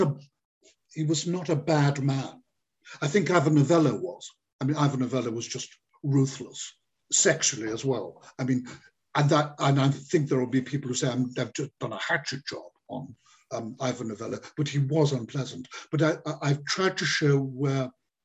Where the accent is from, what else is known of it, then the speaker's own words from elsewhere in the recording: Liverpool, North West England, United Kingdom; I come from Liverpool and I'm Irish